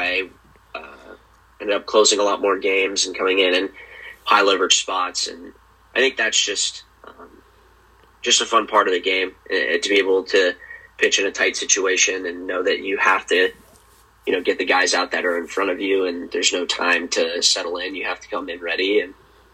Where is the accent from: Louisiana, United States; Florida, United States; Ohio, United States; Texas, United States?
Ohio, United States; Columbus; I'm from Columbus